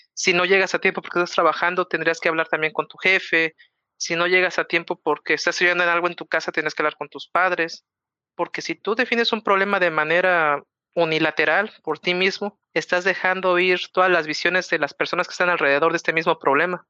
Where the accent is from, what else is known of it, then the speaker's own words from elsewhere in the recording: Mexico City, Mexico; que soy de la Ciudad de México